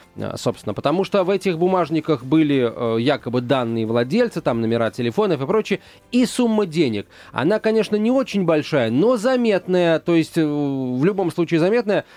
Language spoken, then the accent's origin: Russian; Moscow, Russia; В Москве мы, москвичи